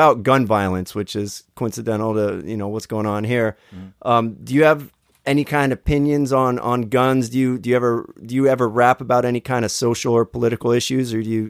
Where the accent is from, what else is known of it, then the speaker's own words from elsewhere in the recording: Pittsburgh, Pennsylvania, United States; moved away; I'm from Pittsburgh, but, you know, I haven't been there in a long time.